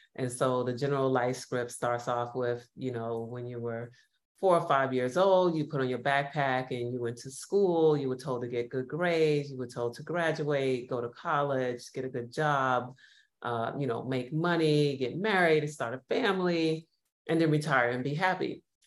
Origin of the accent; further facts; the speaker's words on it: New York, United States; now in Los Angeles, United States; I'm based in Los Angeles, originally from New York, which many of you could probably hear from my accent